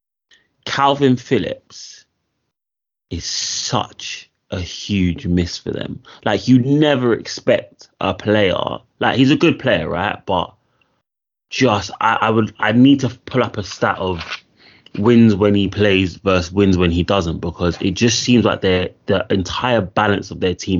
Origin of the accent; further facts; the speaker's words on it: London, United Kingdom; growing up in West London